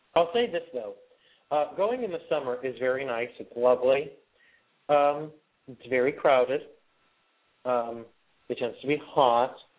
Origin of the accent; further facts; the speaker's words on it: Wyoming, Pennsylvania, United States; my hometown of Wyoming, Pennsylvania